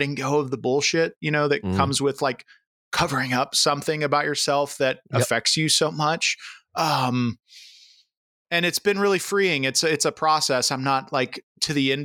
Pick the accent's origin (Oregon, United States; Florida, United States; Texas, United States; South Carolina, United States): Florida, United States; Central; moved away; I grew up in Central Florida, so I grew up in the South